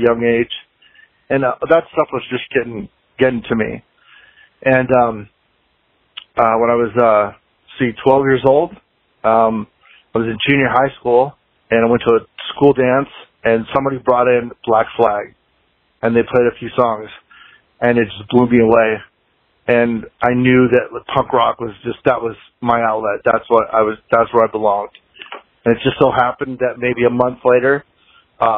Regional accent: Anaheim, California, United States; moved away; also born or lived in Fort Collins, Colorado; I grew up in Anaheim, Southern California, right down the street from Disneyland.

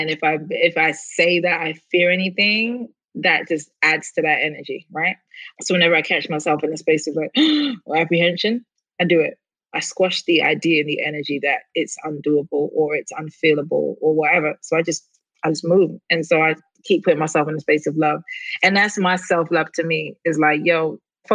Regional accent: London, United Kingdom; moved away; I grew up in London, like West London, like in the middle, like 10 minutes from Central, like London

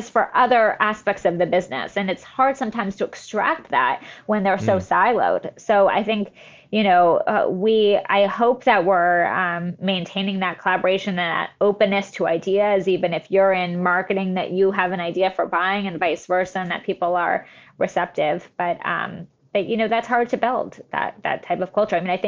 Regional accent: the Valley, California, United States; I grew up in the Valley, which is nothing like a farm

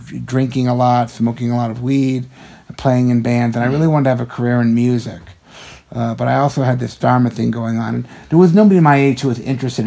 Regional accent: Western Massachusetts, United States; growing up in Western Massachusetts

